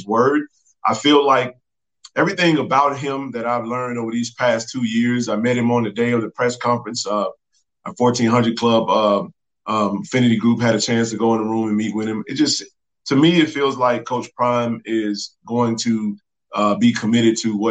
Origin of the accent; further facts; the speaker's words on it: Jackson, Mississippi, United States; Jackson being my hometown